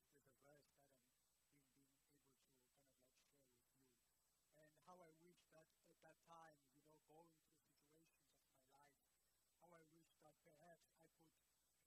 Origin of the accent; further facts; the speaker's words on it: Port Elizabeth, Eastern Cape, South Africa; originally I am from Port Elizabeth, so I was born there and I was raised there.